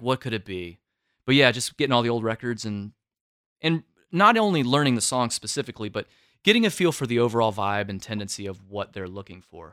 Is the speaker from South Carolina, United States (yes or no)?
yes; Florence, South Carolina, United States; moved away; where I grew up in Florence, South Carolina